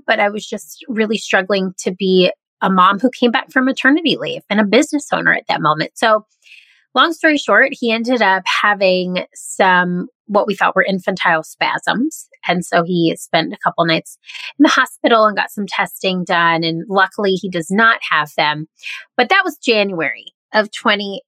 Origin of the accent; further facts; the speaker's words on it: the South, United States; also born or lived in Midwest; now in Charleston, United States; I grew up mostly in the South, and my parents are from the Southeast. So I now live in Charleston, South Carolina